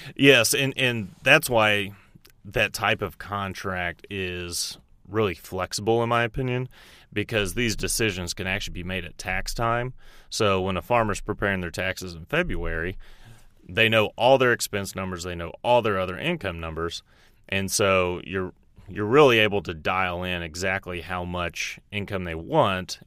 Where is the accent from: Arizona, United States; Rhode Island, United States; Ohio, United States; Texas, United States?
Texas, United States; moved away as an adult; also born or lived in Dallas, Texas; now in Roseville, United States; I'm actually from Texas originally.